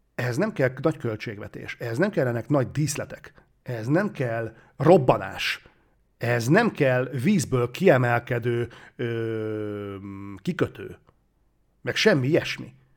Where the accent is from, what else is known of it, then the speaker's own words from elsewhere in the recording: Hungary; magyarok vagyunk